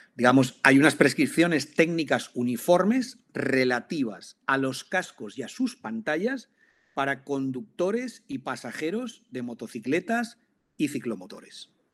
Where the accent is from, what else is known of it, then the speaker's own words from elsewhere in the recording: Valencian Community, Spain; aquí yo soy valenciano